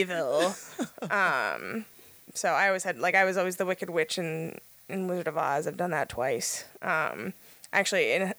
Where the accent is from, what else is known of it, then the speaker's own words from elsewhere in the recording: Philadelphia, Pennsylvania, United States; moved away as an adult; now in Pittsburgh, United States; I am from Philadelphia